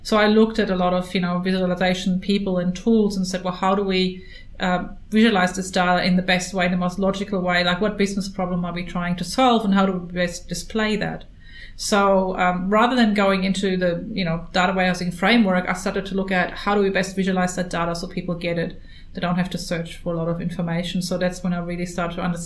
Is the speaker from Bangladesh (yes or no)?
no; Germany; moved away as an adult; now in Australia; I'm from Germany